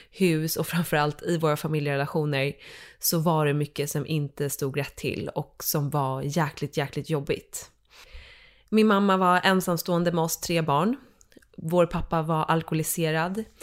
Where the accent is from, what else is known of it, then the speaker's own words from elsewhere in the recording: Dalarö, Stockholm County, Sweden; Så från början så eh, är jag uppvuxen ute på Dalarö, en skärgårdsö.